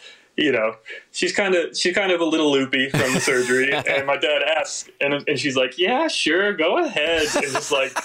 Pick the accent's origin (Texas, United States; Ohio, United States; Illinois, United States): Ohio, United States; Akron; I grew up in Akron, Ohio